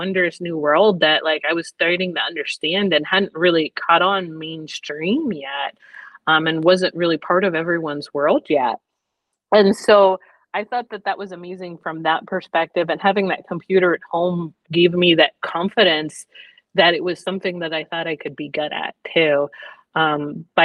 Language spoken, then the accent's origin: English; Pennsylvania, United States; now in Rome, United States; I'm originally from Pennsylvania. So the Pennsylvania Junior Academy of Science, I was going to these competitions